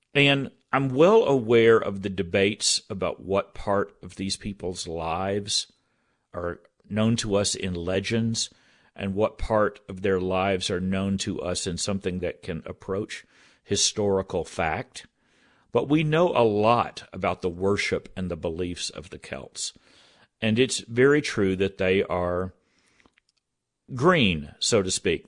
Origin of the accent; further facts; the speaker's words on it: Texas, United States; I grew up Southern Baptist in Texas